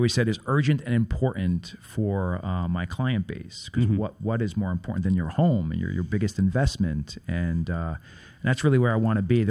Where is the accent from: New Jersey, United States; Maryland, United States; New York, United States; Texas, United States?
New York, United States; New York City; We grew up on Prospect Avenue.